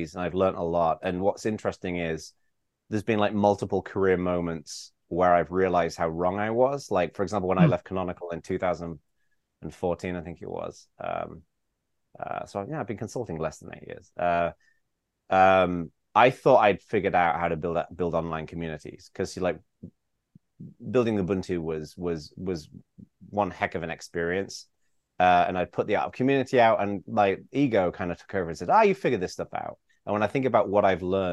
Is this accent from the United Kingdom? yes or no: yes; England, United Kingdom; also born or lived in Bay Area, California; now in California, United States; when I was growing up in England